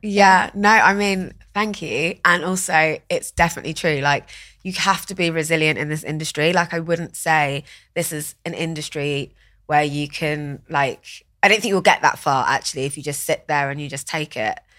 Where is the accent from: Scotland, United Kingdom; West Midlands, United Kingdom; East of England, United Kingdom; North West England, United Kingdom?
East of England, United Kingdom; Watford; So I grew up in Watford, which is, like, in Hertfordshire